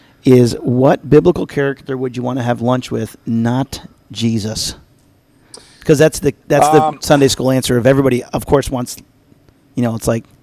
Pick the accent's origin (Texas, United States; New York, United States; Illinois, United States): New York, United States; Albany; moved away; I'm from Albany, New York originally